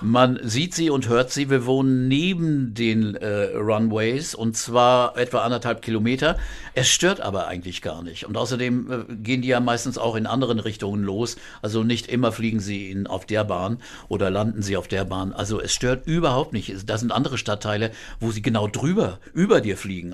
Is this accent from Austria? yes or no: no; Quakenbrück, Lower Saxony, Germany; moved away as an adult; also born or lived in Bramsche / Osnabrück district; now in Hamburg, Germany; Ich wohnte damals in Quakenbrück, das ist betrachte ich als meine Heimatstadt